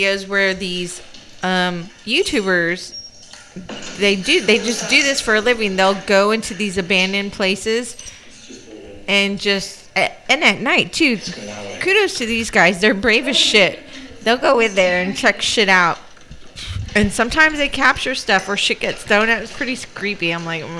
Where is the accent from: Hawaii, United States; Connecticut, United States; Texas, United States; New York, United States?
Texas, United States; accent: country; we are Texas girls